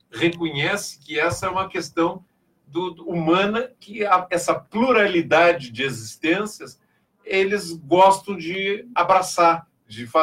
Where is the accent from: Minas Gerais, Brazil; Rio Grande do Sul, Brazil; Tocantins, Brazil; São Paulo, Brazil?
Rio Grande do Sul, Brazil; é porque, não, eu sou gaúcho urbano, né?